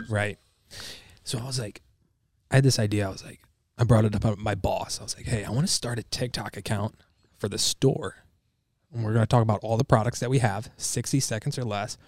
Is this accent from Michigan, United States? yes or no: yes; Michigan, United States; I'm from Michigan